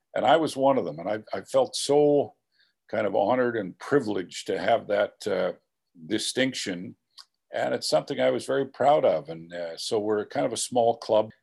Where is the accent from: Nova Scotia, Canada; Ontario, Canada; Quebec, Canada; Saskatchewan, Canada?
Saskatchewan, Canada; Regina; moved away as an adult; now in Winnipeg, Canada; I grew up in Regina